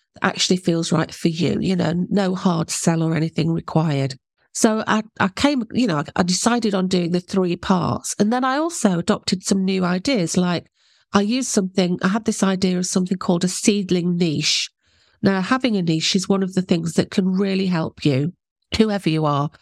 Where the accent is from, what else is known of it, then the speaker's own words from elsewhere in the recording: England, United Kingdom; I'm English